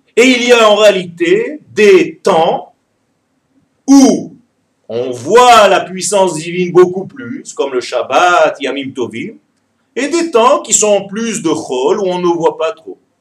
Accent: Ashdod, Southern District, Israel; je suis né en Israël et j'ai vécu la majorité de ma vie à Ashdod.

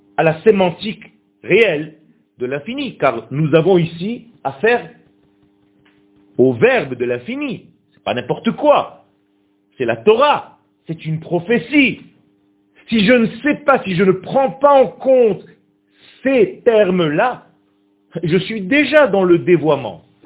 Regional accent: Israel; first language Hebrew; French is a second language; ce n'est pas ma langue natale du tout. Et moi je suis né Israël. Je suis né en Israël. Ma langue natale c'est l'hébreu.

